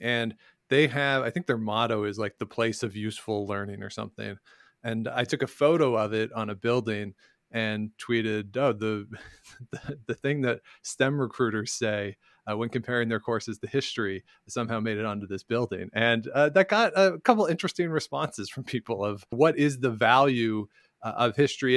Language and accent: English; Ontario, Canada; moved away as an adult; also born or lived in Regina; I grew up in Ontario and I learned a lot of Ontario history